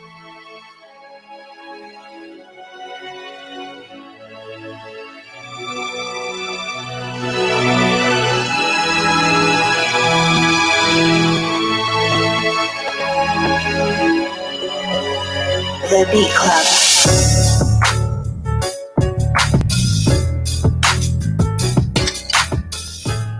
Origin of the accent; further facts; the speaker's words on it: Boston, Massachusetts, United States; I'm from Mattapan